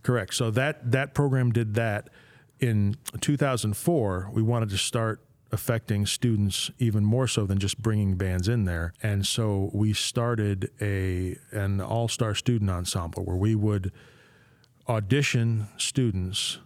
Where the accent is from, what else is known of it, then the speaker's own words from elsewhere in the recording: Corning, New York, United States; now in St. Louis, United States; I'm from Corning, New York originally